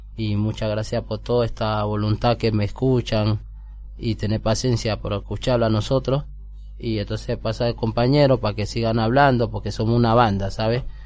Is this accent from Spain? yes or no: no; Colombia; now in Argentina; estoy apoyando como de colombiano